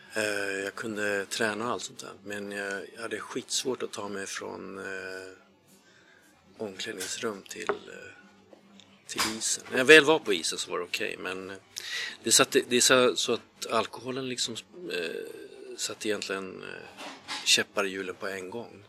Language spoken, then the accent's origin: Swedish; Järna, Stockholm County, Sweden; Jag är uppväxt i, eh, Järna